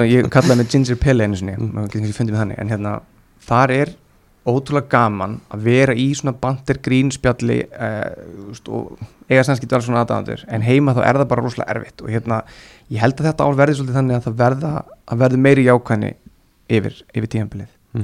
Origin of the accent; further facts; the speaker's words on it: Iceland; ég er frá Íslandi